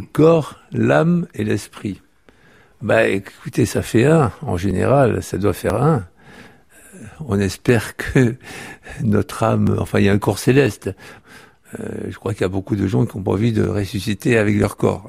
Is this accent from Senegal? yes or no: no; the South-East, south-east France, France; now in Paris, France; je suis du Sud-Est